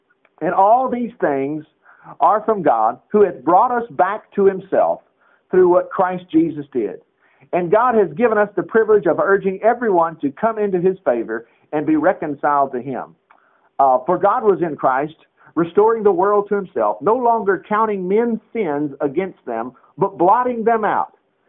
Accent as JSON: {"language": "English", "region": "Alabama", "country": "United States", "said": "I'm from Alabama. My English teacher didn't spend much time on reconcile."}